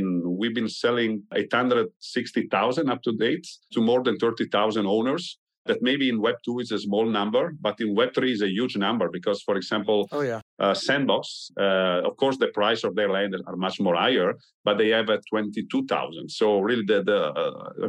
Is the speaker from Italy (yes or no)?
yes; Italy; I'm from Italy